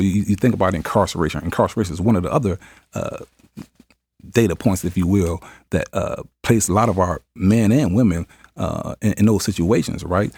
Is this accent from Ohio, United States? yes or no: yes; Cuyahoga, Ohio, United States; growing up in, uh, Cuyahoga uh, housing